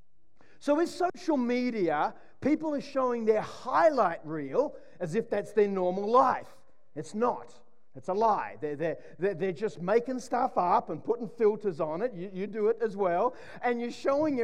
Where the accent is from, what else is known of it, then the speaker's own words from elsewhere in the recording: Sydney, New South Wales, Australia; when I grew up in Mona Vale in Sydney, we had four channels